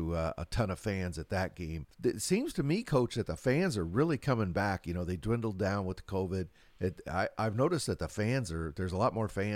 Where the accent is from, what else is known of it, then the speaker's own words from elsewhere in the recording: West Coast, United States; I'm from the West Coast.